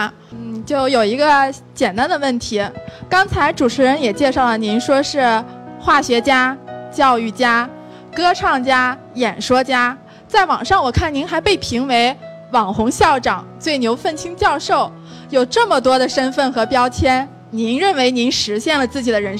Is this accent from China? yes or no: yes; Shanxi, China; now in Beijing, China; 我是想回到我的家乡山西工作的